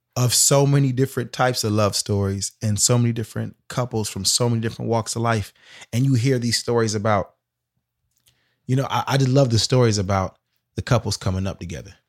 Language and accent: English; Sacramento, California, United States; moved away as an adult; going to Hampton, but coming from South Sac, I was kinda always reminded I'm from South Sac